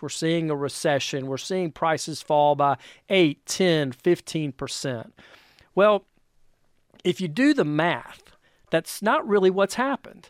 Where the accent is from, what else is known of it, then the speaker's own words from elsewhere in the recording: North Carolina, United States; moved away as an adult; now in North Georgia, United States; I'm originally from North Carolina